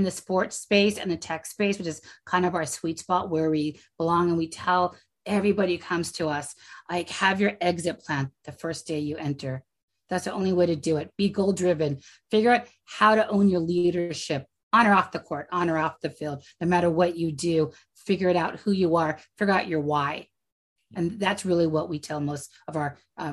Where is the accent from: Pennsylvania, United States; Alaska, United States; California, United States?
California, United States; I'm from California.